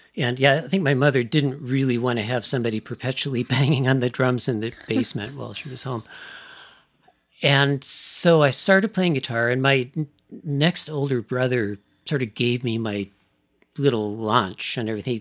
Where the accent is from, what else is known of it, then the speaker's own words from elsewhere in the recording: Seattle, Washington, United States; also born or lived in East Coast; I was born in Seattle, so I've pretty much, I've, my permanent address has always been within the greater Seattle area